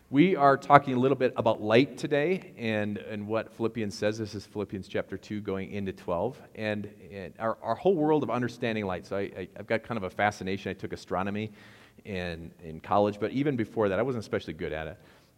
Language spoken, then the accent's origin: English; Wisconsin, United States; accent: Wisconsin; I know I sound like I'm from Wisconsin when I say begged.